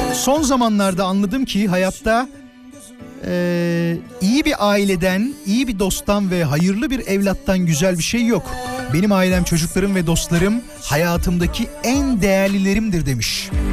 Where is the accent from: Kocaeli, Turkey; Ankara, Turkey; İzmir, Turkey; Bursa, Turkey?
Kocaeli, Turkey; İzmit; moved away; İzmit'te doğdum ama yani orada büyüdüm ilk birkaç sene.